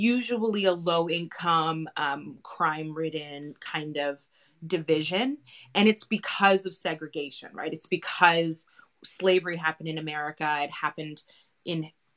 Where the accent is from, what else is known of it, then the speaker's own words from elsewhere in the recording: Canada; my own experiences growing up in Canada